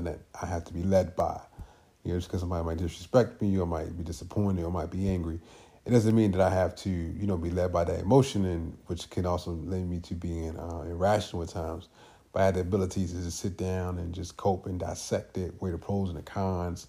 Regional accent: Baltimore, Maryland, United States; I grew up in Baltimore City

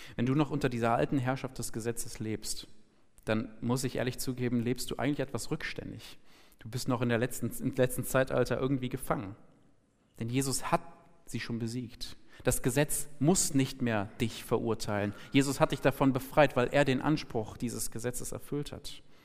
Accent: Germany; ich bin Deutscher, ich habe einen deutschen Pass

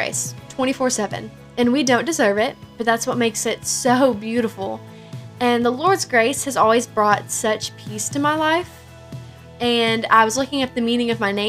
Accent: Kentucky, United States; I'm from Kentucky.

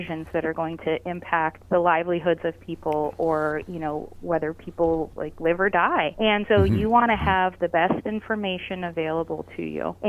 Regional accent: Erie, Pennsylvania, United States; I grew up in Erie

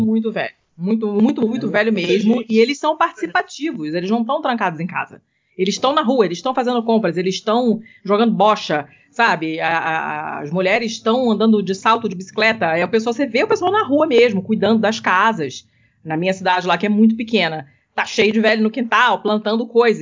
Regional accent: Rio de Janeiro, Brazil; moved away; eu sou do Rio

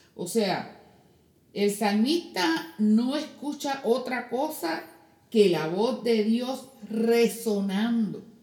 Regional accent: Puerto Rico; moved away; en mi pueblo, allá en Puerto Rico

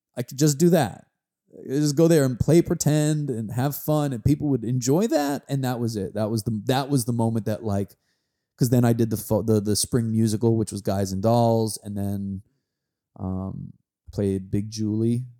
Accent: New York, United States; I grew up right outside New York in the nineties

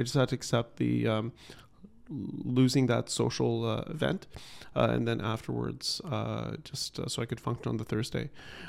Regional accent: Ottawa, Ontario, Canada; now in Toronto, Canada; growing up in Ottawa, I was new to Toronto. I didn't have a social circle.

